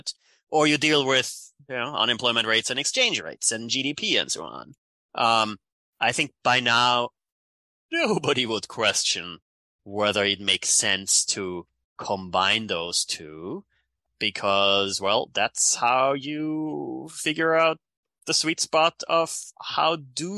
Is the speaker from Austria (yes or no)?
yes; Austria; accent: European; moved away as an adult; now in United States; So that's where my accent is from. Born in Austria.